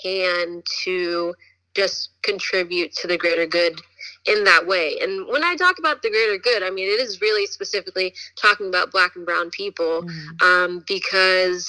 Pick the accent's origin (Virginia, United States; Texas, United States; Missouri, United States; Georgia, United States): Virginia, United States; Woodbridge; moved away as an adult; also born or lived in Richmond, Virginia; now in Los Angeles, United States; I grew up in Northern Virginia. Shout out to Woodbridge, Virginia